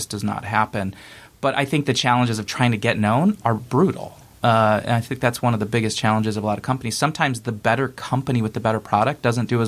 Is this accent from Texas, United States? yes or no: no; Detroit, Michigan, United States; I grew up in Metro Detroit